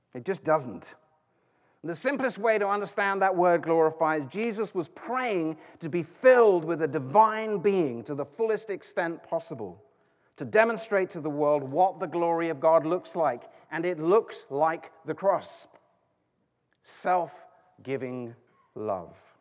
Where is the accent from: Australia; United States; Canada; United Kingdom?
United Kingdom; I'm British